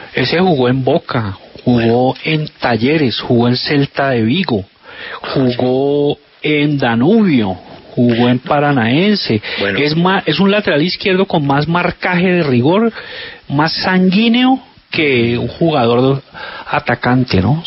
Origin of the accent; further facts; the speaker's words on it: Zarzal, Valle del Cauca, Colombia; yo soy de Zarzal